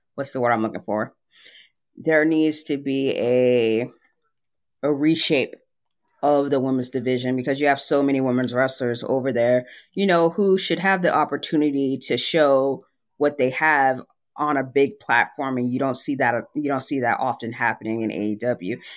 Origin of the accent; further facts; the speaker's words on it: San Antonio, Texas, United States; now in Dallas-Fort Worth area, United States; my hometown of San Antonio